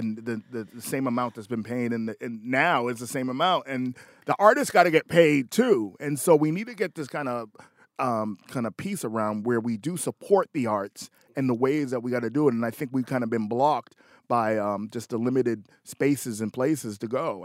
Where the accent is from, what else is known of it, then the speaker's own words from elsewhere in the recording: Boston, Massachusetts, United States; I grew up on Lansdowne. I used to go to the Rat